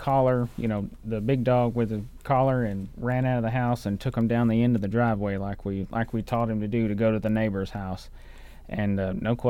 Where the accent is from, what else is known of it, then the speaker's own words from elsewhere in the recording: Nacogdoches County, East Texas, United States; now in Harrison County, Texas, United States; I am East Texas, born and raised in Nacogdoches County